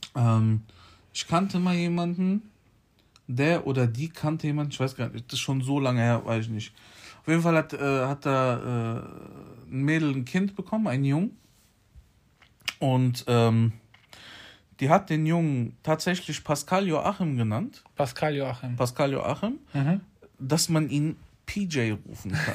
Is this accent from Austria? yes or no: no; Poland; ich bin Pole